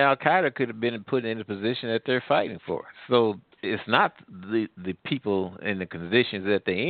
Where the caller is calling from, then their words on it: Midwest, United States; Oh, I'm calling from the Midwest.